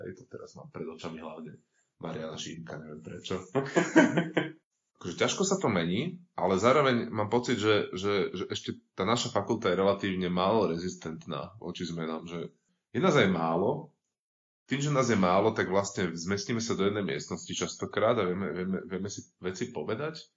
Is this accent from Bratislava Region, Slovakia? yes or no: yes; Bratislava, Bratislava Region, Slovakia; pochádzam z Bratislavy